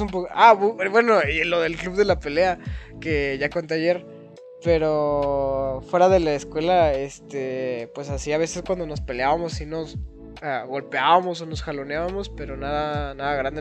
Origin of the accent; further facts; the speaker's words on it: Mexico; como mexicano